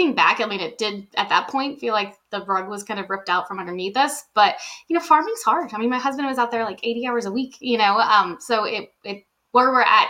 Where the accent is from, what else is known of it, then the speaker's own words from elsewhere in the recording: New Orleans, Louisiana, United States; moved away as an adult; now in Washington/Oregon area, United States; We're from New Orleans. So we were in New Orleans